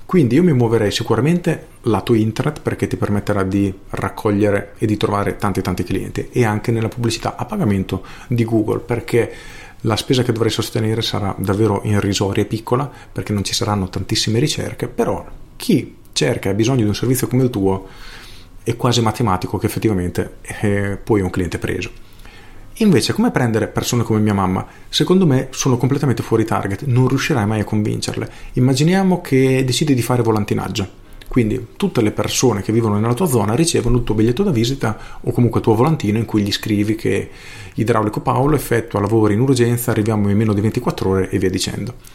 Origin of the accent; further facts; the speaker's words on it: Rimini, Emilia-Romagna, Italy; io sono di Rimini